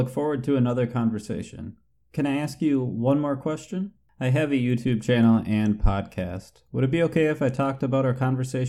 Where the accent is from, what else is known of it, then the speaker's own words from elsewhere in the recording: United States; I am from the United States.